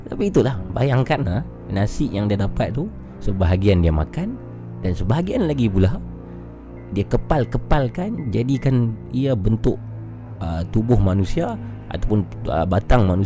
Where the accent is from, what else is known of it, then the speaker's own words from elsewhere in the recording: Yan, Kedah, Malaysia; Saya dari Yan Kedah.